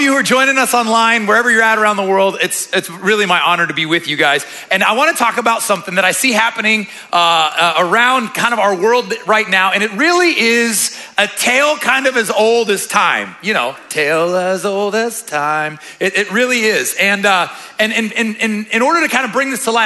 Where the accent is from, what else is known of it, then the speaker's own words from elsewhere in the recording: Omaha, Nebraska, United States; moved away as an adult; now in Florida, United States; I'm actually from the Midwest. I'm a Nebraska boy. Spent about 16 years in Omaha